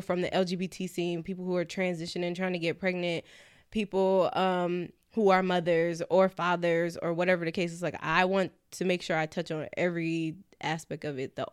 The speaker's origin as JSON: {"language": "English", "region": "California", "country": "United States", "moved": "yes", "lives_now": "New York, United States", "said": "I'm from Cali"}